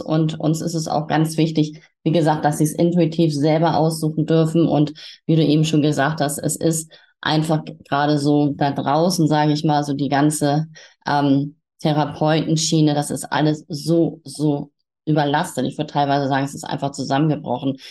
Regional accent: Hamburg, Germany; moved away as an adult; now in Quickborn, Germany; ich bin auch gebürtige Hamburgerin

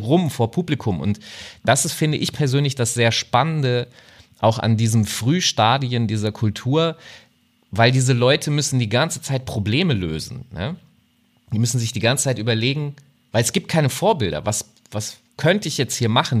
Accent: Hanover, Lower Saxony, Germany; ich komme aus Hannover

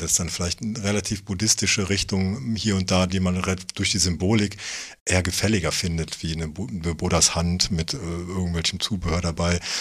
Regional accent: Germany; ich bin halt auch Deutscher

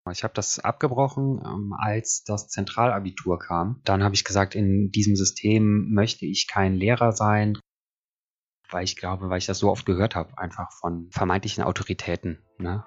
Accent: Cologne, North Rhine-Westphalia, Germany; also born or lived in Eifel; now in Bergisch Gladbach, Germany; momentan ist es Bergisch Gladbach, aufgewachsen in Köln und der Eifel.

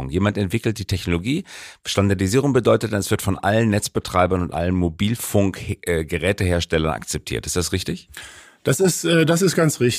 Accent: Aachen, North Rhine-Westphalia, Germany; ich komme aus Aachen.

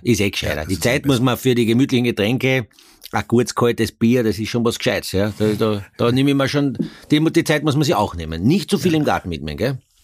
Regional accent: Carinthia, Austria; ich bin ja ein Kärntner

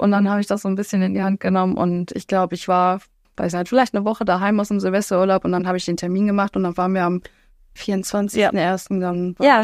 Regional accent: Alsfeld, Hesse, Germany; ich komme aus Alsfeld

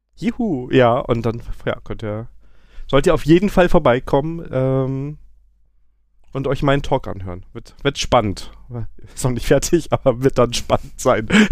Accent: Koblenz, Rhineland-Palatinate, Germany; moved away; Ich komme ja eigentlich aus Koblenz

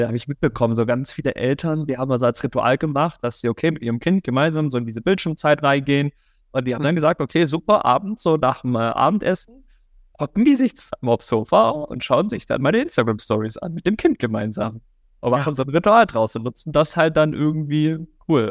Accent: Germany; now in Cologne, Germany; Ich bin auf dem Dorf aufgewachsen, am Bodensee

